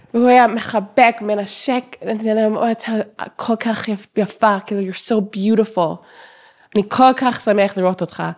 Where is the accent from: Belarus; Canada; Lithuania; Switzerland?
Canada; Toronto, Ontario; Hebrew is a second language; moved away; גדלתי בטורונטו